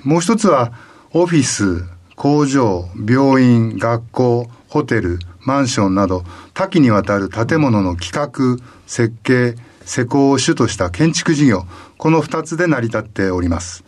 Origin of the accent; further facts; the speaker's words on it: Toyama, Japan; moved away as an adult; also born or lived in Kyoto; 富山で育ったので